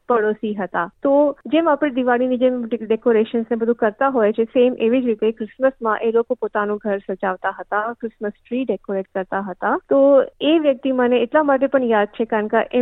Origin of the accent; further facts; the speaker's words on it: Mithapur, Gujarat, India; now in Melbourne, Australia; મારો જન્મ અને ઉછેર ટાટા કેમિકલ્સની ટાઉનશીપ મીઠાપુરમાં ત્યાં થયો હતો જે બહુ સાંસ્કૃતિક વાતાવરણ છે ત્યાં અને મારી સ્કૂલિંગ પણ જે પ્રાઇમરી સ્કૂલિંગ છે એ પણ ક્રિશ્ચિયન સ્કૂલમાં થઈ હતી